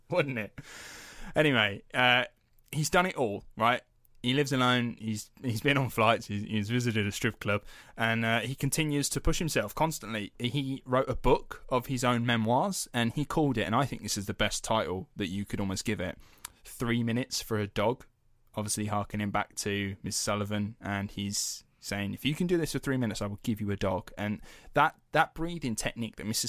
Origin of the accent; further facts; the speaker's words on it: United Kingdom; we're British taxpayers